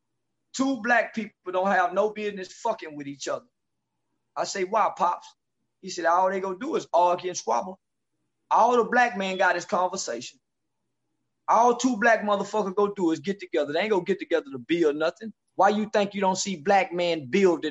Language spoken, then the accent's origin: English; the South, United States; I'm from the South.